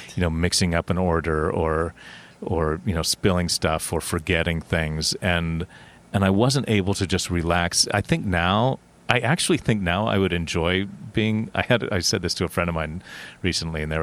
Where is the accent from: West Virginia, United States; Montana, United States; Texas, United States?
West Virginia, United States; Huntington; moved away as an adult; now in New York, United States; I grew up in West Virginia